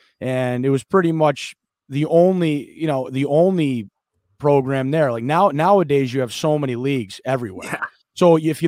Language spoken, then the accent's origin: English; Western Massachusetts, United States; also born or lived in Riverside, Rhode Island; grew up in Seekonk, Mass, which is right on the border of Rhode Island, like right next to East Providence. So I grew up in Riverside, Rhode Island, which is like the next town over from East Providence until I was about five. And then we moved to Western Massachusetts.